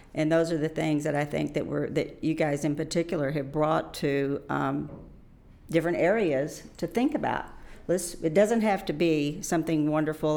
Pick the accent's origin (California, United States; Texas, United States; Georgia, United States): Texas, United States; Fort Worth; I am originally from Fort Worth, so I grew up in this area